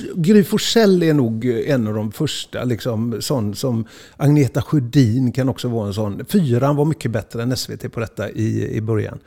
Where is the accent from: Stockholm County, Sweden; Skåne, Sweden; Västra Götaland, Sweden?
Västra Götaland, Sweden; Gothenburg; uppväxten är Huxbo och eh, allt, allt vad man blir är egentligen Huxbo.